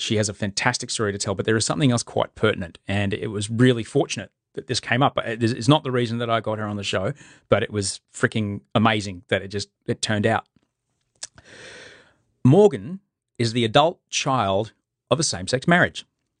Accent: United Kingdom; born there; accent: British; I had a British accent for a long time because I was born in the UK to two refugee parents

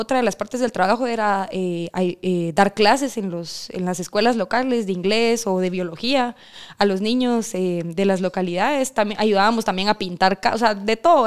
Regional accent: Cobán, Alta Verapaz, Guatemala; moved away as an adult; now in Guatemala City, Guatemala; yo soy de Cobán

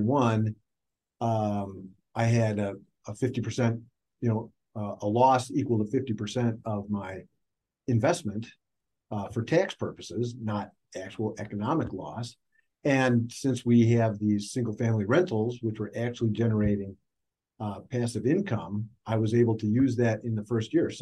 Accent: Minnesota, United States; I'm from Minnesota

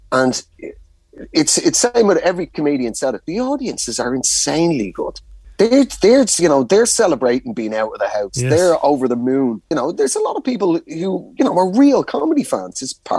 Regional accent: Ireland; As an Irish rugby fan, to actually know a former England player and be able to get on there and really stick it to him.

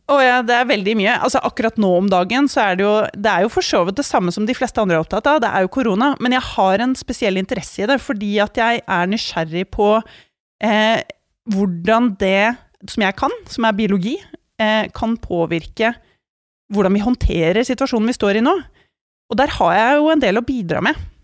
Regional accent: Norway; tilværelsen her hjemme i Norge

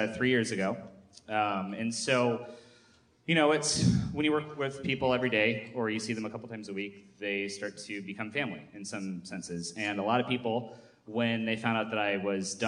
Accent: Michigan, United States; I'm from Michigan

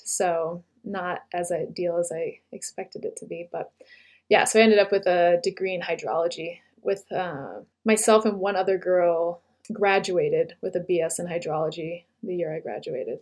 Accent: Littleton, New Hampshire, United States; I grew up in northern New Hampshire, in a little town called Littleton

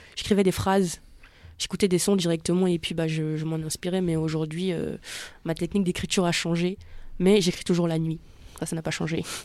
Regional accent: Benin; moved away; quand j'étais petite, parce que j'ai grandi au Bénin

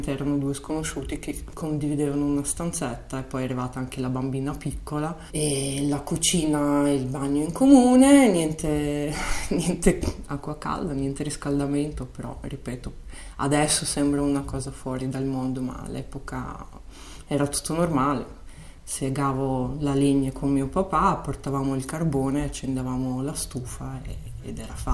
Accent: Chisinau, Moldova; Italian is a second language; moved away as an adult; now in Milan, Italy; sono nata a Kishinev, che beh, questa è la versione russa del, del, nome

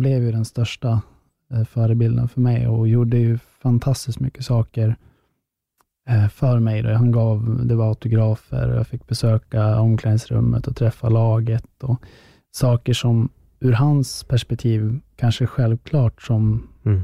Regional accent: Västerås, Västmanland, Sweden; i Västerås, då, där jag kommer ifrån

